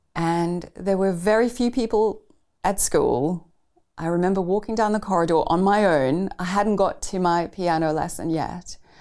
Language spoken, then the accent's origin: English; Pretoria, Gauteng, South Africa; I grew up in Pretoria, the capital city of South Africa